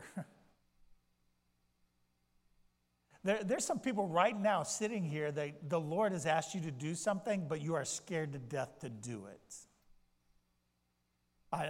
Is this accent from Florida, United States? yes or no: yes; Florida, United States; now in Maine, United States; I grew up in Florida